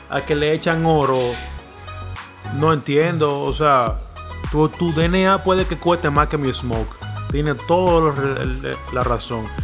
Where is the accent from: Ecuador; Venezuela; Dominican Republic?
Dominican Republic; yo estoy en mi país, en base a mi país, a lo que se habla en República Dominicana.